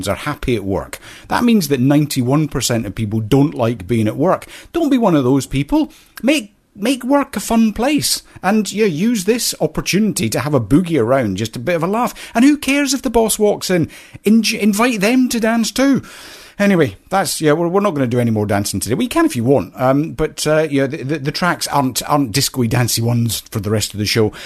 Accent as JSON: {"language": "English", "region": "Scotland", "country": "United Kingdom", "tie": "born or raised there", "said": "I was brought up in a small Scottish village"}